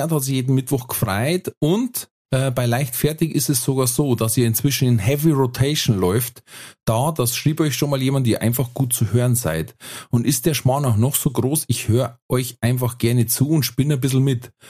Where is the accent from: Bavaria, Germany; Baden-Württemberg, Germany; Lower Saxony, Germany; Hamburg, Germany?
Bavaria, Germany; ich komme aus der Nähe von Nürnberg.